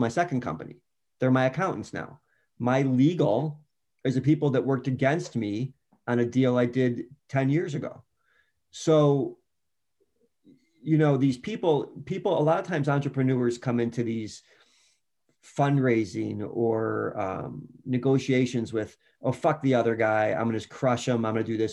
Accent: Chicago, Illinois, United States; I was going to East Bank Club as a Chicagoan

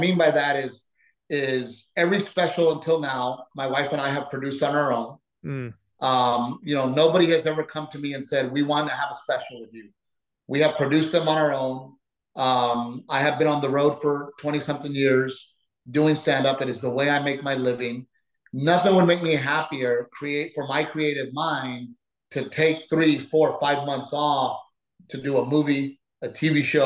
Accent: United States; also born or lived in Mexico (ancestry); I am an American first with Mexican-American roots

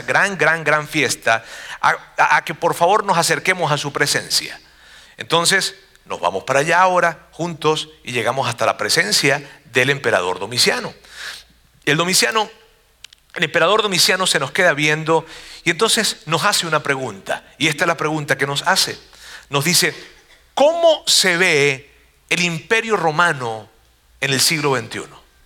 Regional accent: Monterrey, Nuevo León, Mexico; una población de donde yo vengo, los regios

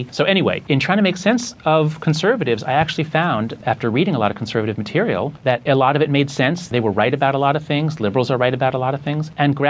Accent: New York, United States; I'm Jewish from New York

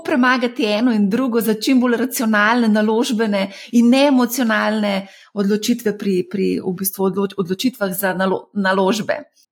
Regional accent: Slovenia; Slovenci smo

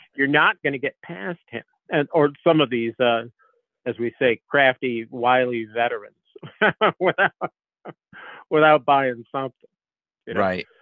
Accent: Northeast, United States; growing up in the Northeast

